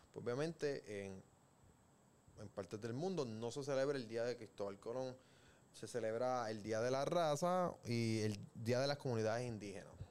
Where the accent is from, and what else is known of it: Puerto Rico